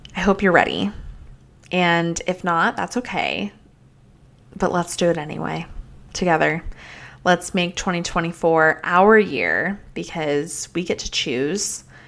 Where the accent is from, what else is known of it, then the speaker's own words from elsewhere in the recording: Colorado, United States; I grew up in Colorado